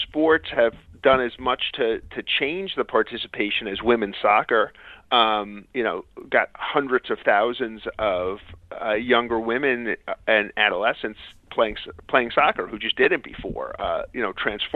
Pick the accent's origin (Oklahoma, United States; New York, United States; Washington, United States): New York, United States; New York City; I grew up in Queens and lived relatively near Shea Stadium.